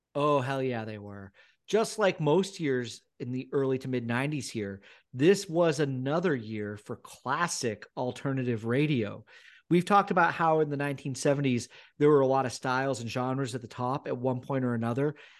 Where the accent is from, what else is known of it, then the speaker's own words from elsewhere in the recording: United States; moved away as an adult; now in United Kingdom; growing up in America